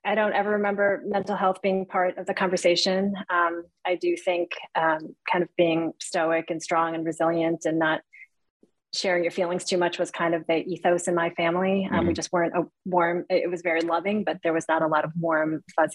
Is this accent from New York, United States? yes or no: no; Cleveland, Ohio, United States; I was born here in the United States. And we lived in a pretty not ethnically diverse community on the west side of Cleveland